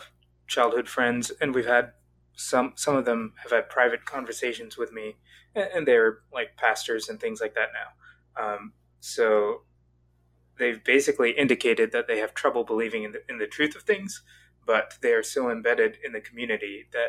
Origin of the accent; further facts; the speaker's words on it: the South, United States; also born or lived in Southeast Asia; now in Dayton, United States; But I live in Dayton, Ohio at the moment. Oh.